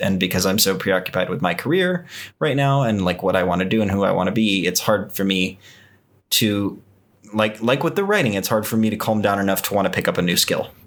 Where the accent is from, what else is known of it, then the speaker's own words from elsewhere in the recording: Texas, United States; moved away; growing up in Texas, I was exposed to a lot of country western music